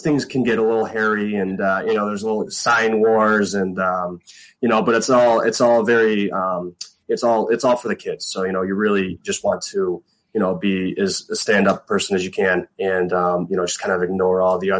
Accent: Chicago, Illinois, United States; moved away as an adult; also born or lived in Iowa / Nebraska; I'm a Southsider, you know, born and raised Southsider.

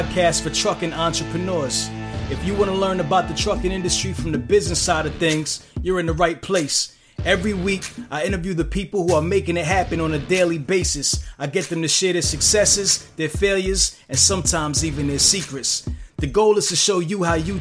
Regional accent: New York City, New York, United States; also born or lived in Elizabeth, New Jersey; now in New Jersey, United States; I'm from Jersey. Originally from Brooklyn, New York, but I've lived in Jersey for a very long number of years

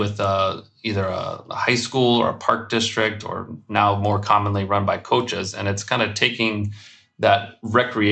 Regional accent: Atlanta, Georgia, United States; moved away as an adult; now in Chicago, United States; I grew up in Atlanta

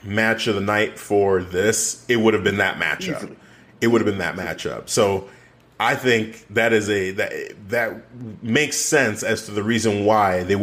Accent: Nigeria; as a Nigerian

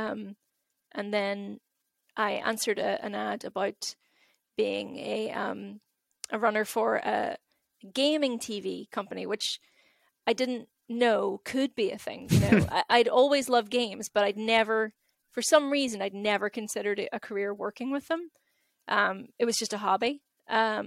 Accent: Derry, Northern Ireland, United Kingdom; I grew up in Derry, good old Derry

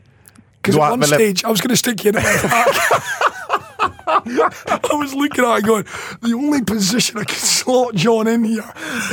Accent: Scotland, United Kingdom; As a Scotsman

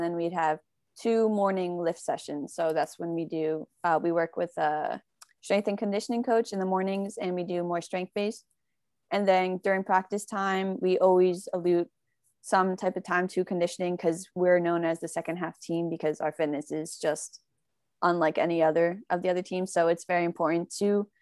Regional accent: Morris County, New Jersey, United States; we're from Morris County in New Jersey

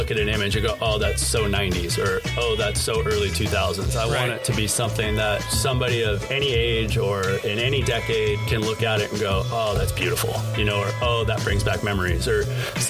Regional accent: Newport Beach, California, United States; I am. I grew up in Newport Beach.

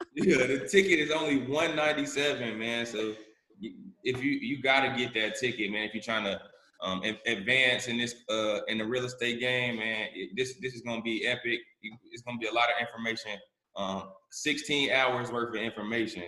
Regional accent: Charlotte, North Carolina, United States; I'm from Charlotte, North Carolina, born and raised.

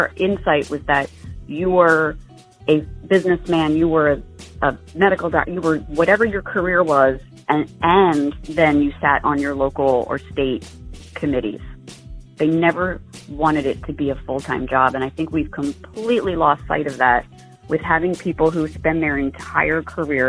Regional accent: New Jersey, United States; now in Pinellas County, Florida, United States; I grew up in Jersey. I was born and raised in New Jersey.

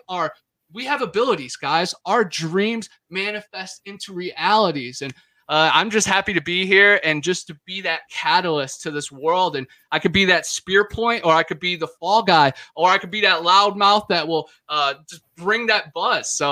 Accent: Cleveland, Ohio, United States; also born or lived in Florida; now in Florida panhandle, United States; I'm originally from Cleveland, Ohio, the mistake on the lake. I grew up fishing on Lake Erie

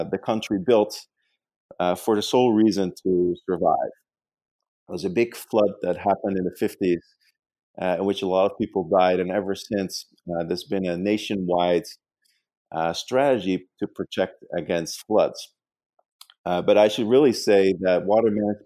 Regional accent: Netherlands; English is a second language; moved away as an adult; now in New York, United States; I actually grew up in the Netherlands

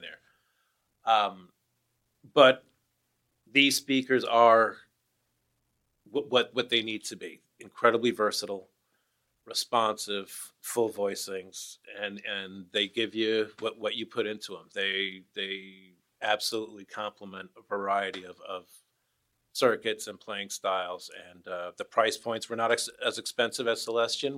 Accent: New York, United States; now in Portland, United States; I'm from the East Coast, I'm from New York

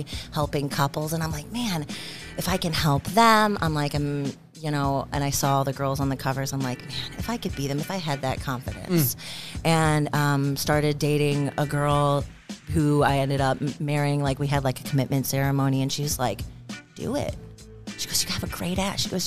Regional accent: Indiana, United States; moved away; I'm from Indiana.

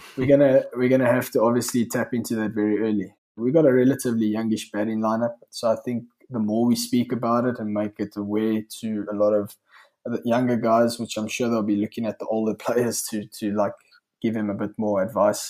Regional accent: South Africa; we all lived in a bit of a exclusive nature in South Africa

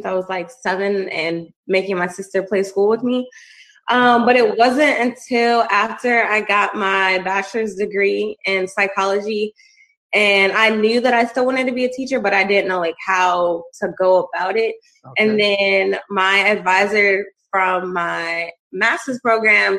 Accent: Woodbridge, Virginia, United States; I'm from Woodbridge, Virginia

